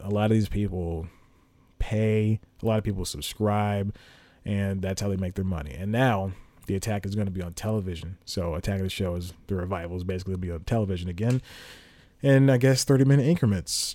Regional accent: United States; us Americans who would like to act

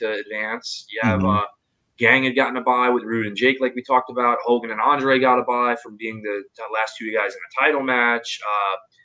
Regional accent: New York, United States; Mark and I grew up in the New York market

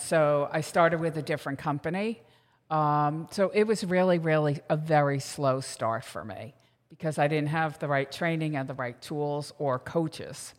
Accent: Manasquan, New Jersey, United States; I'm from Manasquan, New Jersey

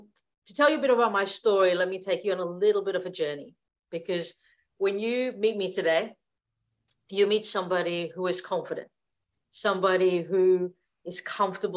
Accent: India; moved away; I grew up in India back in the 1980s

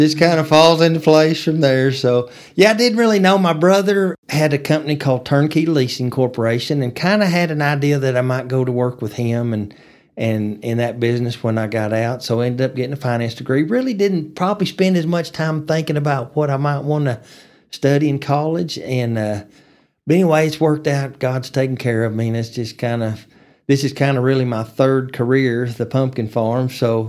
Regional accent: Amarillo, Texas, United States; I grew up in Amarillo, lived here my whole life, so went to Coronado Elementary and Austin Middle School and Tascosa High School.

